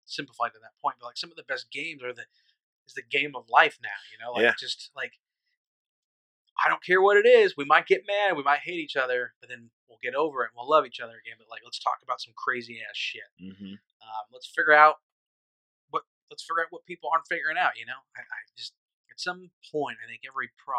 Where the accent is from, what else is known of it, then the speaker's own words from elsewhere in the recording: Nebraska, United States; moved away; I grew up in Nebraska